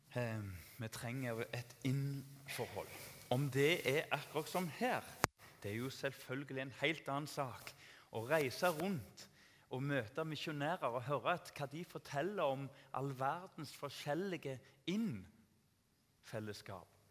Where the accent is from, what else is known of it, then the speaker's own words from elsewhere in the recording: Tananger, Rogaland, Norway; Jeg vokste opp i Tananger